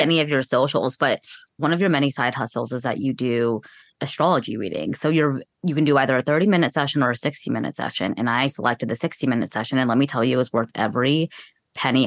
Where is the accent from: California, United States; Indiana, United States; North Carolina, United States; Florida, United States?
California, United States; I'm from California